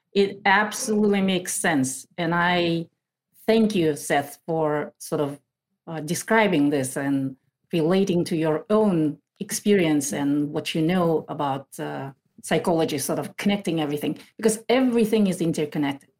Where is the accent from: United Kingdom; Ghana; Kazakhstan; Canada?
Kazakhstan; moved away as an adult; now in Maple Valley, United States; I lived in that country through 2012. In August 2012, we moved to the US